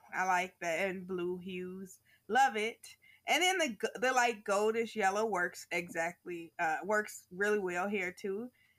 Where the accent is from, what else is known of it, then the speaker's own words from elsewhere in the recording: United States; I'm American.